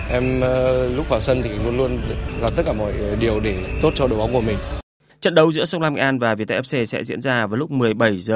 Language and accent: Vietnamese; Nghệ An, Vietnam; Sông Lam Nghệ An là quê hương của